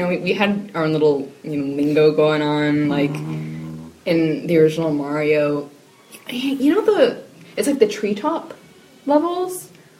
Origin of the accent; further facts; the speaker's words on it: Valencia, California, United States; moved away; I grew up in Southern California in a suburb called Valencia, near Los Angeles.